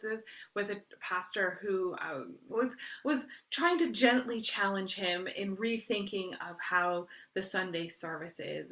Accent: Canada; I am Canadian, so I'm not a citizen of the U S

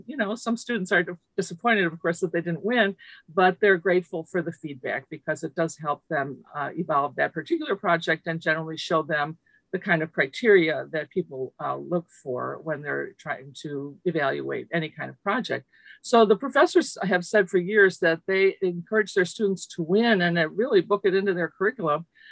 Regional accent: Chicago, Illinois, United States; first language Lithuanian; English is a second language; I grew up in Chicago, the child of refugees from Lithuania. I was monolingual in Lithuanian until I started kindergarten

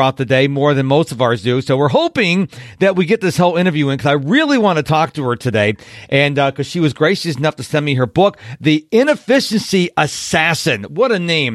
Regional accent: Rochester, New York, United States; moved away; my hometown of Rochester, New York

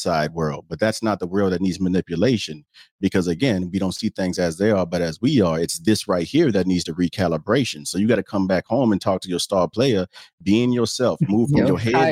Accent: the South, United States; I'm from the South

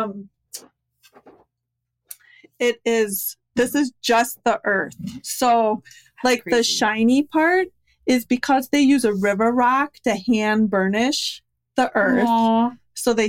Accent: Minnesota, United States; we're from Minnesota

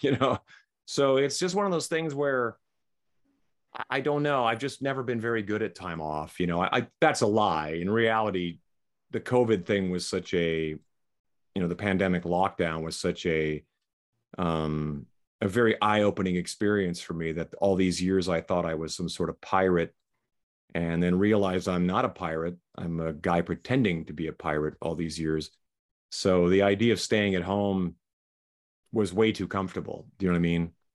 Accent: Saskatchewan, Canada; moved away as an adult; also born or lived in Vancouver; now in Las Vegas, United States; we grew up in Saskatchewan

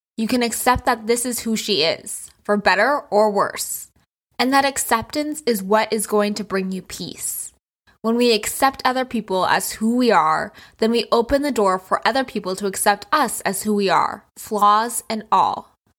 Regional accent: New Hampshire, United States; also born or lived in New York City; now in Florida, United States; I used to live in New York City, and I grew up in New Hampshire

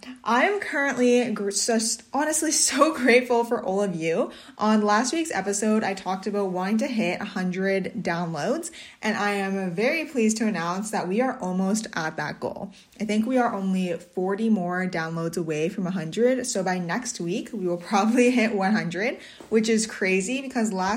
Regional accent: Swan Lake First Nation, Manitoba, Canada; I'm Bear Clan from Swan Lake First Nation

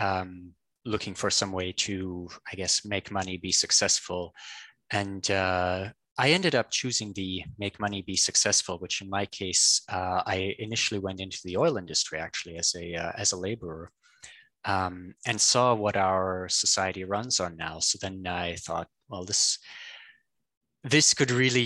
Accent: Canada; I'm Canadian, and I worked in Alberta

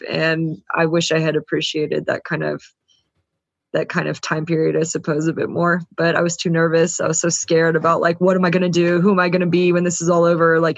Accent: the South, United States; I was very much from the South, which is also very, you know, debutante South is very heavy on appearances. I kind of grew up in a world

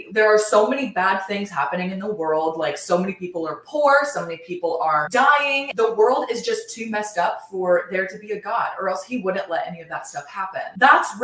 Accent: Ohio, United States; growing up in Ohio, my family and I were not really regular church goers

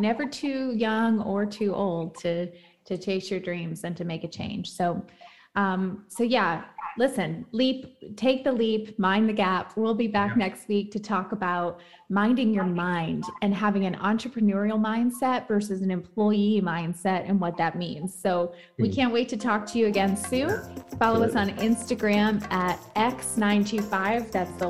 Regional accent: the South, United States; I'm from the South, like I got married young

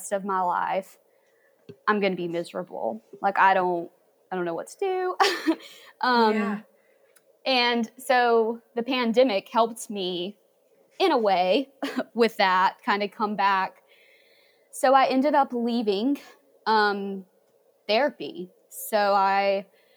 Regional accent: Hickory, North Carolina, United States; now in Asheville, United States; I grew up in Hickory

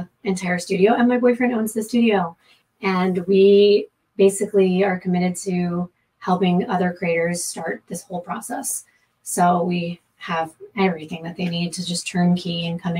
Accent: Florida, United States; moved away as an adult; now in California, United States; I'm from Florida

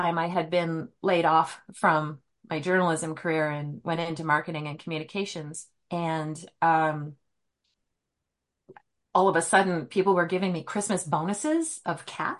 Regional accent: Antigonish, Nova Scotia, Canada; moved away as an adult; also born or lived in Prince Edward Island / Gander, Newfoundland / British Columbia; now in Spokane, United States; I was born and raised in Antigonish, Nova Scotia.

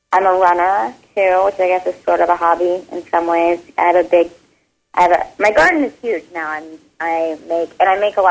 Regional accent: Marshall, Texas, United States; moved away as an adult; now in Los Angeles, United States; In Northeast Texas. In a town called Marshall, and it's near Shreveport, Louisiana

